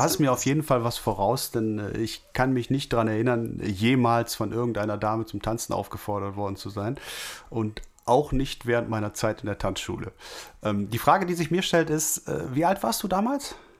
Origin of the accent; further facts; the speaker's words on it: Wülfrath, North Rhine-Westphalia, Germany; hier bei uns in Wülfrath